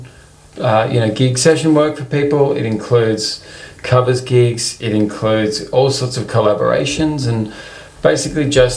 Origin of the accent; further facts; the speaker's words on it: Melbourne, Victoria, Australia; also born or lived in London; originally from Melbourne, Australia, and have been, you know, spent the majority of my life living here